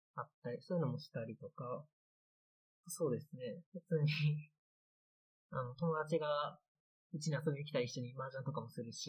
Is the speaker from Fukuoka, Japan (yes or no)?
no; Anjō, Aichi, Japan; moved away as an adult; now in Kiso, Japan; 安城が出身なんですけど